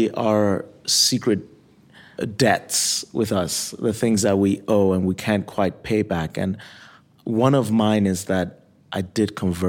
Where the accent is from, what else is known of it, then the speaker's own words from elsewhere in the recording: Nigeria; also born or lived in Michigan, United States; now in Kalamazoo, United States; So when I was born in Michigan, I was baptized there. I was in Nigeria for 17 years, and in the interim, I got even more religious than what my upbringing was.